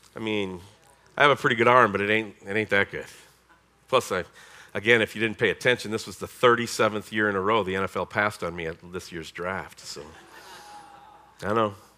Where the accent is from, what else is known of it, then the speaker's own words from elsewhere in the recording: United States; we're American